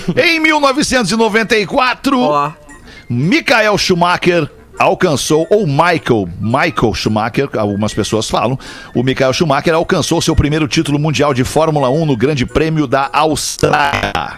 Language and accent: Portuguese; Porto Alegre, Rio Grande do Sul, Brazil; Nós todos aqui somos de Porto Alegre